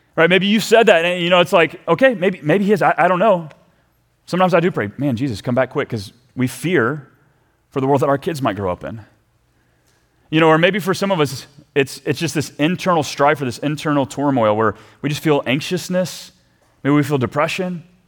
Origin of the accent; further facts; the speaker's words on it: Texas, United States; now in Minnesota, United States; as a Texan